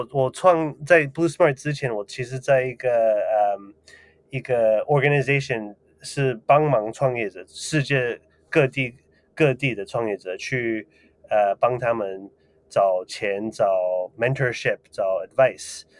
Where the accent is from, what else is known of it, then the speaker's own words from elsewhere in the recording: Taiwan; 呃，所以其实我从小住在台湾的时候就呃有想。